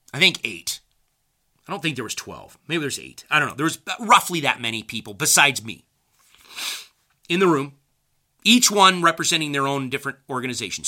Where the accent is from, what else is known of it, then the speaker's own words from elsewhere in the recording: United States; I'm an American who believes in the Constitution.